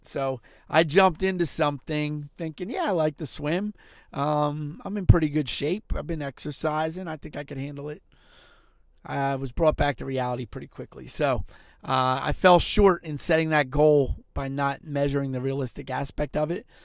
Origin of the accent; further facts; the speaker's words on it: Philadelphia, Pennsylvania, United States; also born or lived in Montgomery County, Pennsylvania; I lived in Montgomery County at the time, but I grew up in Philadelphia.